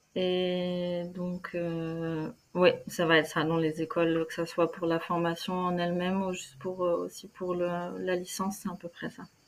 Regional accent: Normandy, France; born or raised there; moved away as an adult; also born or lived in Germany / Cologne, Germany

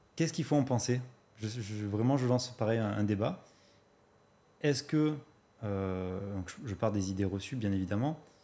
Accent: Marseille, Provence-Alpes-Côte d'Azur, France; je viens de Marseille

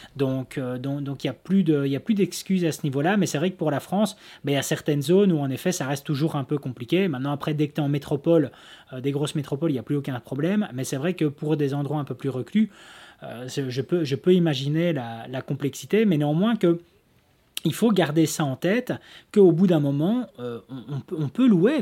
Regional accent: Belgium; chez nous en Belgique

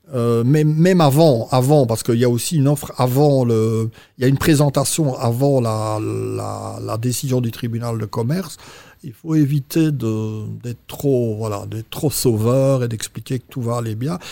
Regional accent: Belgium; je suis belge, d'origine belge

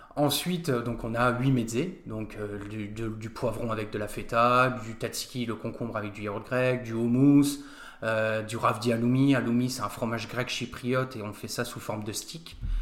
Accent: Nancy, Grand Est, France; also born or lived in Australia; je viens de Nancy, je connais Nancy par cœur maintenant, et puis j'ai été au lycée Charles de Foucault

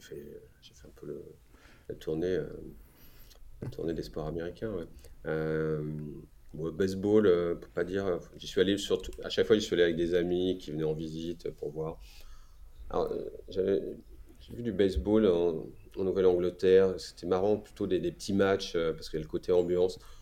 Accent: France; moved away as an adult; also born or lived in New York; en tant que Français

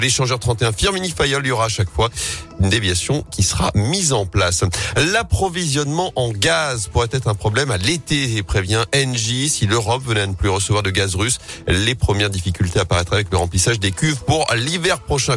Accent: the Loire, Auvergne-Rhône-Alpes, France; chez nous dans la Loire

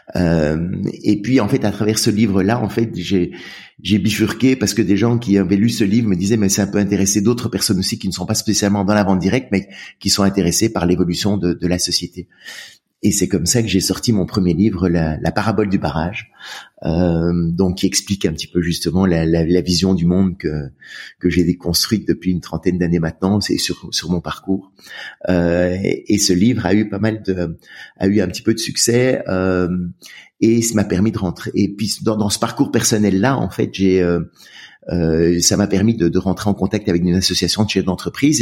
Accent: Brussels, Brussels-Capital Region, Belgium; j'ai grandi en Belgique à Bruxelles.

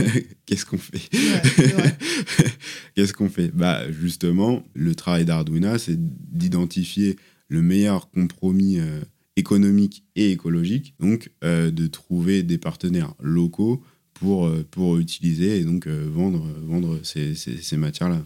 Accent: southern Sarthe, Pays de la Loire, France; also born or lived in Le Mans; moi je suis né au Mans, j'ai grandi dans le sud Sarthe

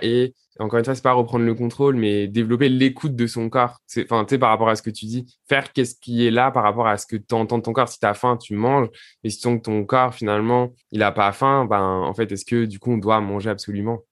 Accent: south of France, France; je viens du sud de la France

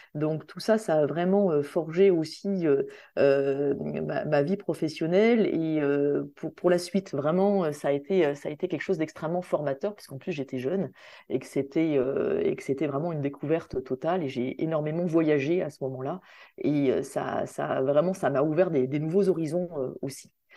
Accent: Saint-Denis, Réunion; moved away as an adult; also born or lived in Strasbourg / Brussels; je suis réunionnais, je suis née à La Réunion, j'ai fait toute ma scolarité à, l'île de La Réunion, euh, à Saint-Denis.

